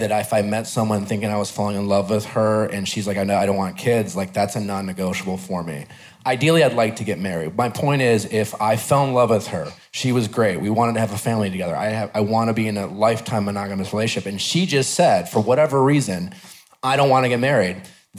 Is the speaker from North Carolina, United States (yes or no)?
no; Wisconsin, United States; growing up in Wisconsin, you grew up very traditionally.